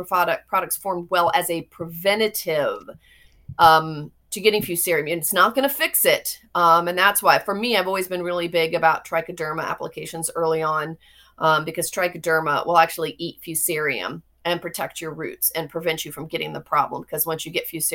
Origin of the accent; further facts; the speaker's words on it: Florida, United States; I grew up in Florida